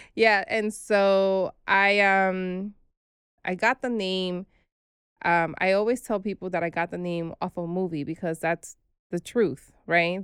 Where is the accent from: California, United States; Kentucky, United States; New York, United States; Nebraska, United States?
New York, United States; New York City; also born or lived in Brooklyn; We were raised in the Bronx